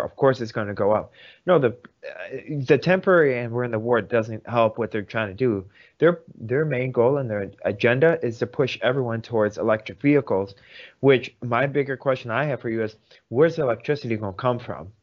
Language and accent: English; Vladikavkaz, North Ossetia–Alania, Russia; now in United States; I was born in Vladikavkaz, Russia, which is about um, 500 miles away from Sochi.